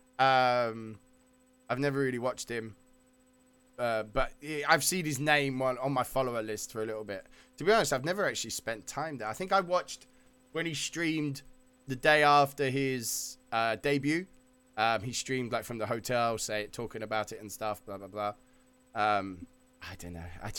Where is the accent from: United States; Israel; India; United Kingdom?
United Kingdom; we're both British